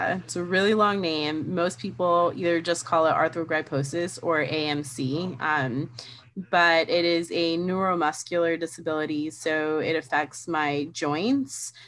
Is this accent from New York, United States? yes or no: yes; New York City, New York, United States; I was born and raised in New York City. I still live in New York City